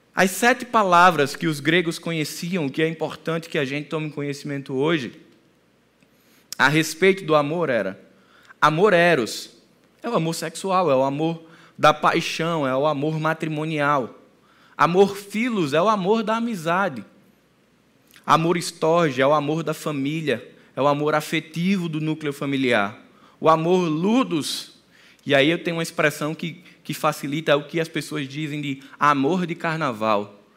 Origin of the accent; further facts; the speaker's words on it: Northeast Region, Brazil; A gente é nordestino.